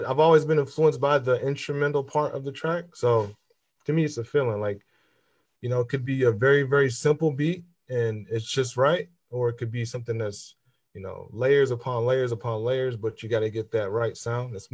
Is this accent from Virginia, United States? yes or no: no; Fort Wayne, Indiana, United States; also born or lived in St. Paul, Minnesota; I'm from Fort Wayne, Indiana. Was born there, raised between St. Paul, Minnesota, and Fort Wayne, Indiana.